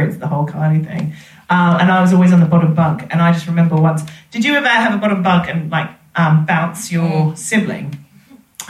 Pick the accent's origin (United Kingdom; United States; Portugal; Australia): Australia; moved away; I was a massive dork when I was growing up in Australia